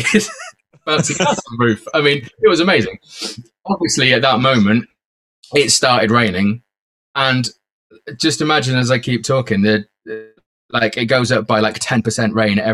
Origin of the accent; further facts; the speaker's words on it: Cheltenham, South West England, United Kingdom; Cheltenham, which was my hometown